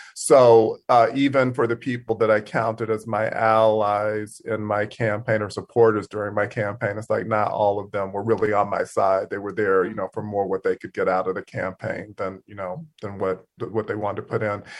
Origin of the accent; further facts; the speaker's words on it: Mississippi, United States; moved away as an adult; being from Mississippi